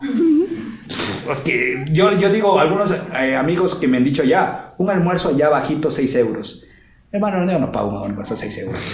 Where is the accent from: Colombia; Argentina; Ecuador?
Ecuador; now in Quito, Ecuador; los ecuatorianos nos adaptamos en cualquier país